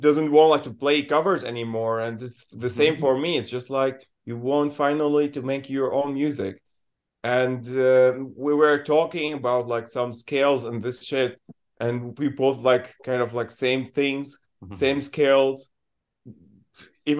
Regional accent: Syria; English is a second language; moved away as an adult; now in Berlin, Germany; I'm from Syria. I came here like 2018.

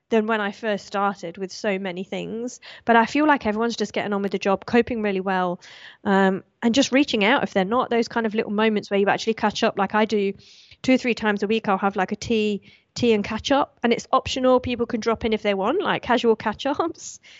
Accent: Australia; this is where I kind of want to turn on my citizenship and say I'm British instead of Australian

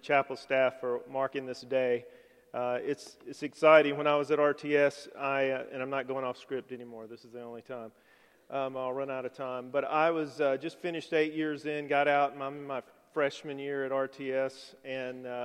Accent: Alabama, United States; moved away as an adult; we were both born and raised in Alabama. I'd never lived anywhere else.

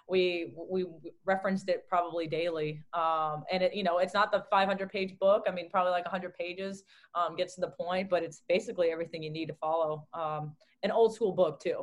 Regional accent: Southern California, United States; also born or lived in Newton, Massachusetts; growing up in Southern California as well, because we moved to California when I was 3 years old

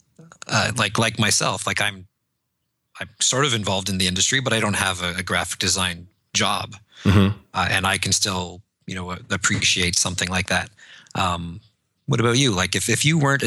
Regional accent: Toronto, Ontario, Canada; I'm from Toronto

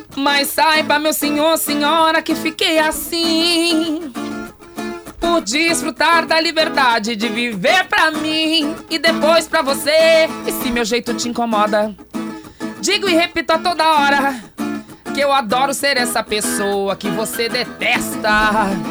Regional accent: Santo Ângelo, Rio Grande do Sul, Brazil; moved away as an adult; now in Porto Alegre, Brazil; sou de Santo Ângelo.

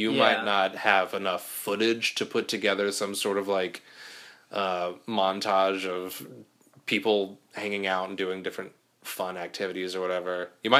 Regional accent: California, United States; I'm from California, but you're never not.

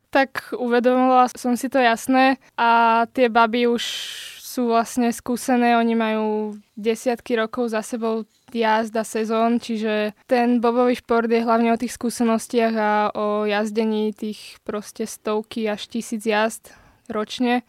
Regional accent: Slovakia; also born or lived in Bratislava; na Slovensku

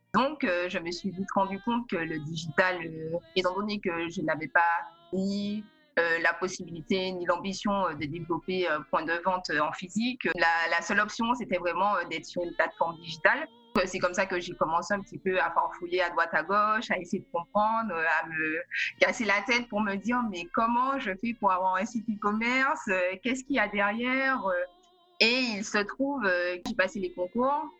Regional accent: Martinique; also born or lived in Paris; now in New York, United States; Je suis originaire de la Martinique

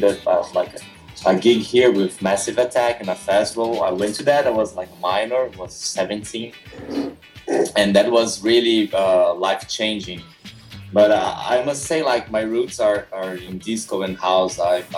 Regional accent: São Paulo, Brazil; English is a second language; I started like in my hometown. I came from inland São Paulo state.

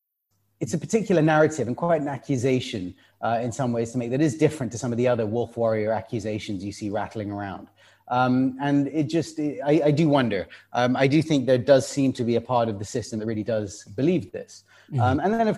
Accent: United Kingdom; me being a British person

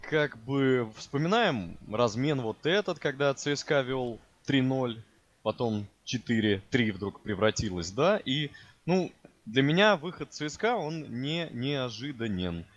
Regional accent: Moscow, Russia; Я как москвич

